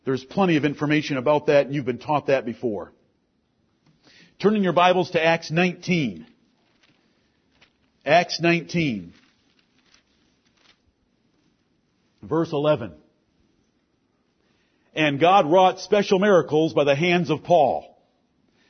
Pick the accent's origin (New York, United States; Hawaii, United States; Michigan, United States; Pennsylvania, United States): Michigan, United States; Ann Arbor; I'm from the town of the Big House. I'm from Ann Arbor, Michigan